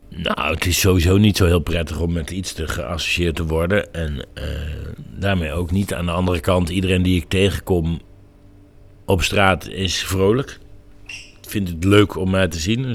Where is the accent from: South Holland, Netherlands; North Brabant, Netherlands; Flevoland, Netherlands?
North Brabant, Netherlands; Ik kom uit Brabant en dat het maakt veel van mijn identiteit